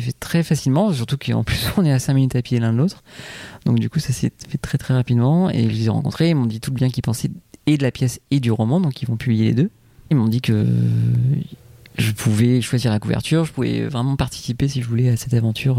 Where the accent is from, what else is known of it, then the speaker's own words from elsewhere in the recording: Martinique; moved away; je me suis inspiré un peu de mon enfance en Martinique